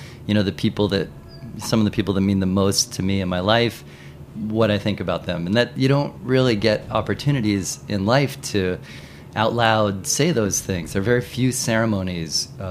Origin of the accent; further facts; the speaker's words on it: Cincinnati, Ohio, United States; moved away as an adult; also born or lived in New York City / Tokyo / Paris; I grew up in Cincinnati.